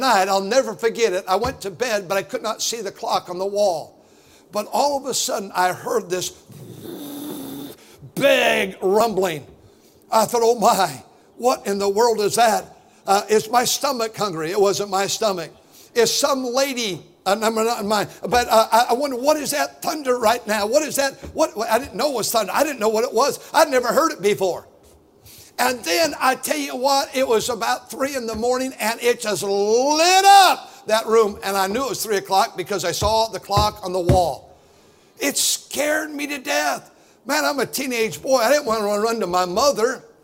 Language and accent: English; Fremont, California, United States; I grew up right here in Centerville, which is now Fremont.